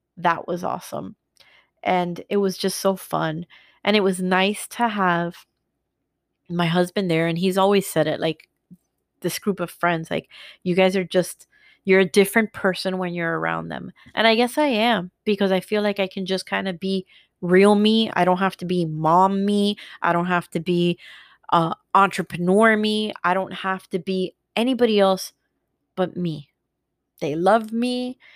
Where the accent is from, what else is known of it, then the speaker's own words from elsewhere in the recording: New Jersey, United States; now in Florida, United States; We're going back to my hometown," "We're going to Jersey